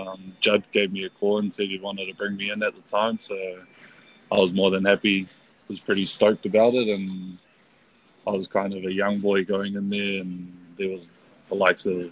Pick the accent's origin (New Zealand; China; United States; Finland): New Zealand; Auckland; Born and raised in West Auckland, Massey.